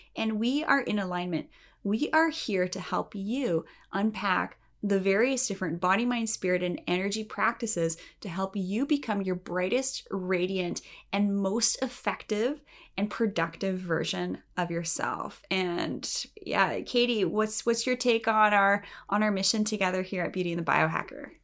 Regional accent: Canada; I'm Canadian, and in Canada, we are a little bit more conservative

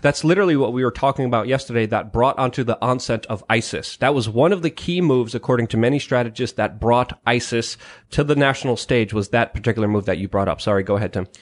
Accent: Poland; moved away; Polish and proud from my home country

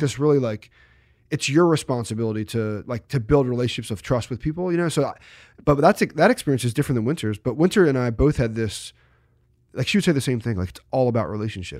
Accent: New Jersey, United States; I grew up in South Jersey

